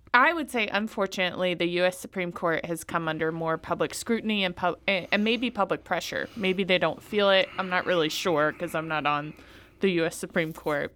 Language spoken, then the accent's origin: English; Louisiana, United States; I come from Louisiana